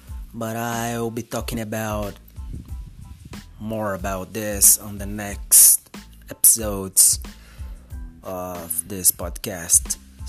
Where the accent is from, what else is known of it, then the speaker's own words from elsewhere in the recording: Ribeirão Preto, São Paulo, Brazil; first language Portuguese; English is a second language; I'm from Brazil. I'm from a little town in the interior of São Paulo called Ribeirão Preto. That's my hometown. That's where I live.